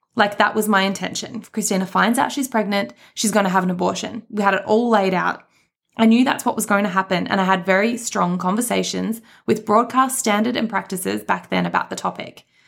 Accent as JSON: {"language": "English", "country": "Australia", "said": "we are from Australia"}